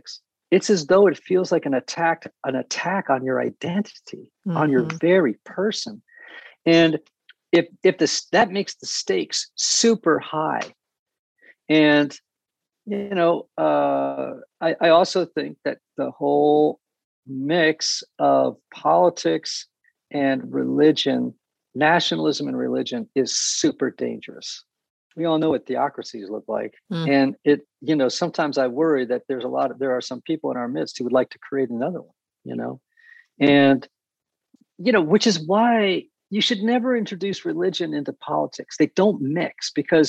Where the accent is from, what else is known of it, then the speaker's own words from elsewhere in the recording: New England, United States; I grew up in New England